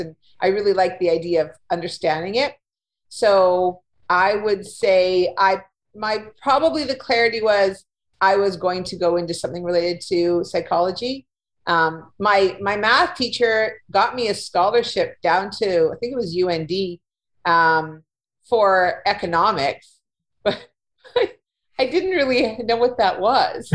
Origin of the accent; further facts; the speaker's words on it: Winnipeg, Manitoba, Canada; moved away as an adult; also born or lived in Ontario; I was born in Manitoba, in Winnipeg, and I lived here for the first part of my life